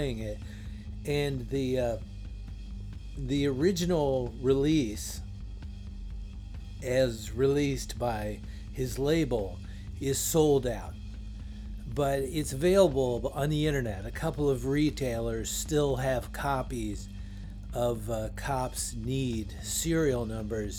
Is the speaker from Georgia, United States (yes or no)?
no; Woodbridge, Virginia, United States; my hometown of Woodbridge, Virginia